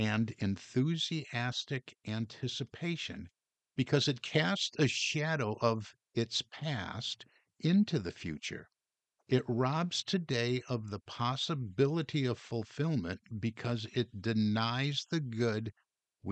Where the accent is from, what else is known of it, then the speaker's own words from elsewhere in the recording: Detroit, Michigan, United States; growing up in Detroit, we heard a lot from Henry Ford